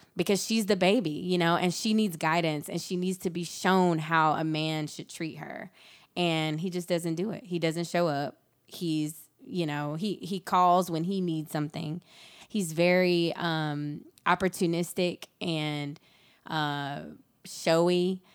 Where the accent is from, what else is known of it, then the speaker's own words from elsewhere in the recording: rural South Georgia, United States; I grew up in rural South Georgia on a dirt road